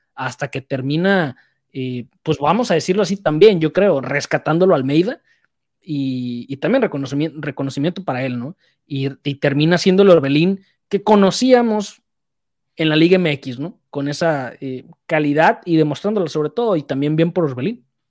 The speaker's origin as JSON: {"language": "Spanish", "country": "Mexico", "said": "Teníamos varias opciones como mexicano"}